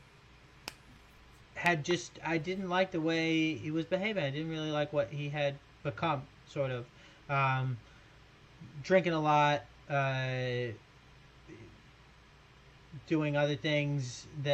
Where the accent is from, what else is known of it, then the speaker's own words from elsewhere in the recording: New York, United States; moved away as an adult; now in Sydney, Australia; I live in Sydney. But I grew up in New York, and I'm in New York right now